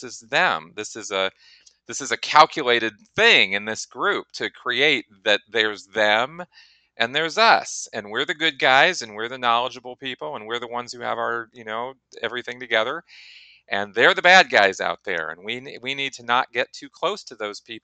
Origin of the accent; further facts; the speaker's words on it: Pasadena, California, United States; having grown up in Scientology myself in Pasadena, California, same area